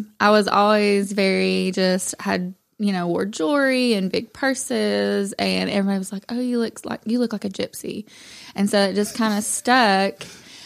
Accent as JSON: {"language": "English", "town": "Madisonville", "country": "United States", "tie": "born or raised there", "said": "I was raised in Madisonville. You know, I'm just local"}